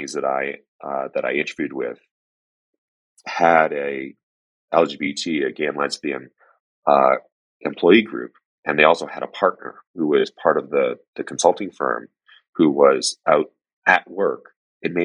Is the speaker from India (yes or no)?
no; Canada; I grew up in Canada, My family were first-generation immigrants